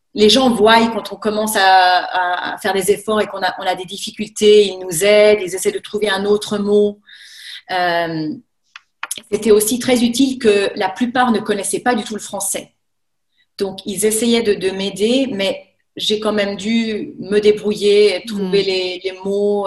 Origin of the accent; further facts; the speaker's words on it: Thonon-les-Bains area, Chablais, Auvergne-Rhône-Alpes, France; moved away as an adult; also born or lived in Albuquerque, New Mexico, United States / Lausanne, Switzerland; now in Le Mont-sur-Lausanne, Switzerland; je suis française. Euh, j'ai grandi en fait de l'autre côté du lac